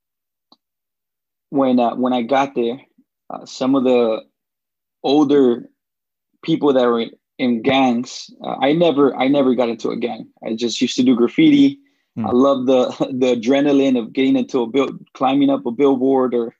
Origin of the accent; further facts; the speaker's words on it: Los Angeles, California, United States; also born or lived in Jalisco, Mexico; I was eight when I came to the U.S. And then that's when I lived in L.A. So I grew up in West L.A.